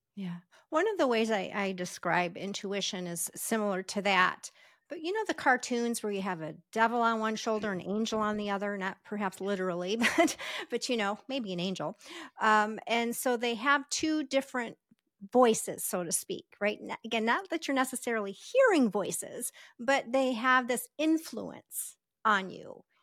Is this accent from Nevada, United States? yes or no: yes; Las Vegas, Nevada, United States; I'm from Las Vegas